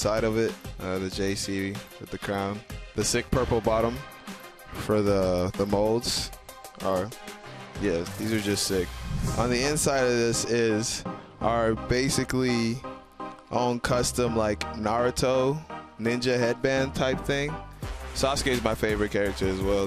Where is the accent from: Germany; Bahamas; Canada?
Bahamas; I'm from the Bahamas